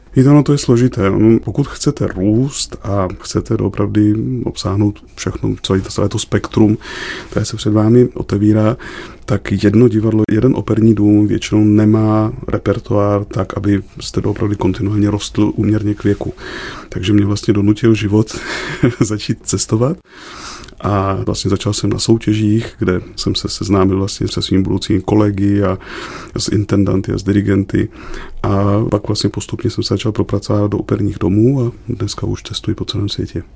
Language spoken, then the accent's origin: Czech; Czechia; naší krásnou zemi